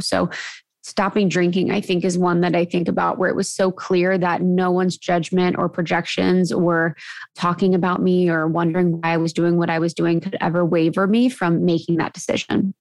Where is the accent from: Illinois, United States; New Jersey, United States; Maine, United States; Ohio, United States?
Ohio, United States; moved away as an adult; also born or lived in Chicago / Los Angeles; I grew up in Ohio, where drinking is very prevalent and popular